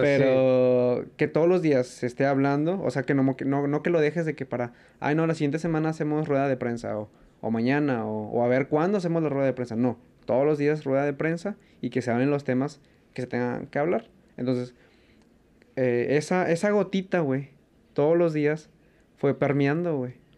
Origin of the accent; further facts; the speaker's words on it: Mexico; como mexicano